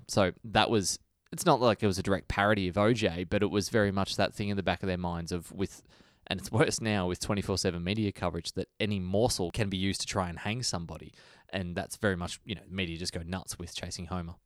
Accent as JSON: {"language": "English", "country": "Australia", "said": "I'm an Australian."}